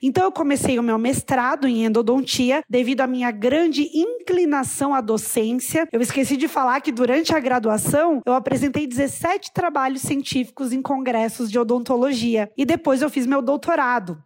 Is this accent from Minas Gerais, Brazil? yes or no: no; Rio do Sul, Santa Catarina, Brazil; also born or lived in Imbituba / Braço do Trombudo; eu sou natural de Rio do Sul